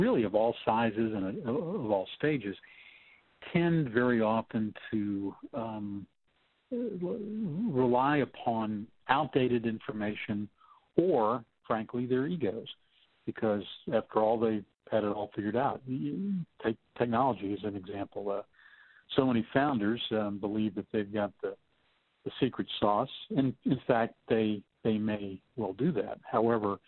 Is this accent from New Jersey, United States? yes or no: no; Texas, United States; I'm from Texas